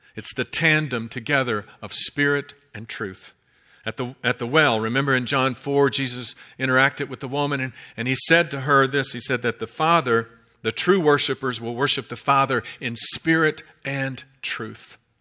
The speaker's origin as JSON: {"language": "English", "region": "Kentucky", "country": "United States", "said": "I'm from Kentucky, and that's the way we say it"}